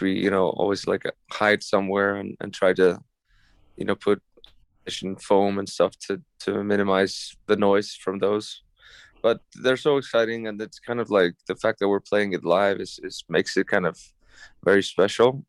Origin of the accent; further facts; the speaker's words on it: Iceland; moved away; spent that period in, in Iceland, in my home country